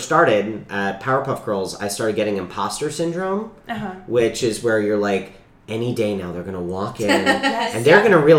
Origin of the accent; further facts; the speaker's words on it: New York, United States; moved away as an adult; also born or lived in North Carolina; I'm born and raised in New York.